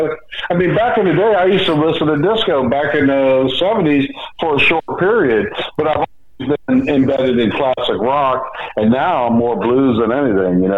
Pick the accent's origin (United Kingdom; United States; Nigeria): United States; the Heights, Florida; Wayne Smith used to be my next door neighbor when I grew up in the Heights back in the 70s